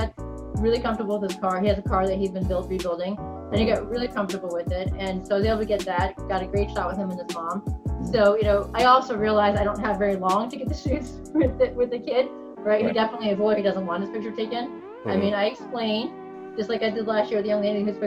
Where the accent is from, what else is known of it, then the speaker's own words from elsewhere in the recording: New York, United States; I'm a New Yorker